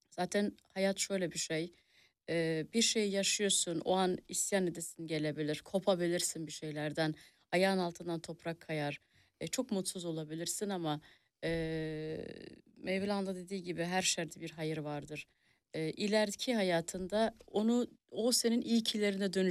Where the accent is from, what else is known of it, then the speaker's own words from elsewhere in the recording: Germany; also born or lived in a village in Turkey; ben iyi ki Almanya'da